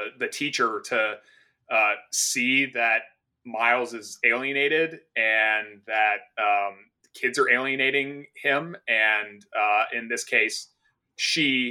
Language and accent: English; Golden, Colorado, United States; I was born in Golden, Colorado, which is in Jefferson County